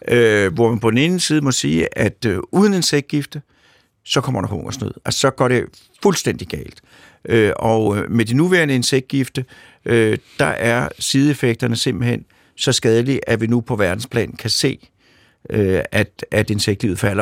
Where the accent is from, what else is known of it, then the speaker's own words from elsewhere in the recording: Sorgenfri, Capital Region of Denmark, Denmark; i Sovnfri, hvor jeg kommer fra